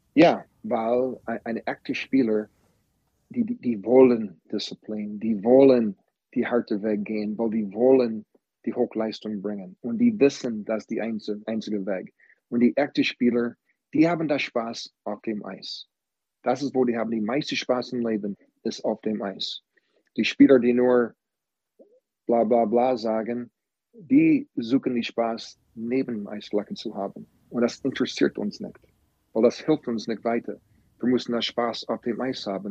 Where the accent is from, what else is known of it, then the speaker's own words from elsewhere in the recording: Green Bay, Wisconsin, United States; German is a second language; moved away; also born or lived in Florida; Ich komme aus Green Bay, Wisconsin